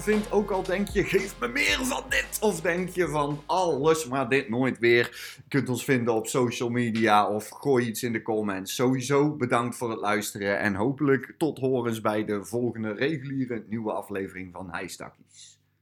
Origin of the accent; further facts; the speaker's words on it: Oss, North Brabant, Netherlands; ik kom dan uit Os